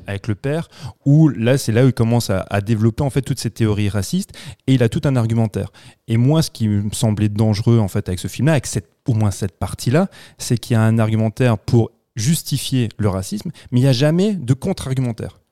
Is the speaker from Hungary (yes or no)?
no; France; chez nous en France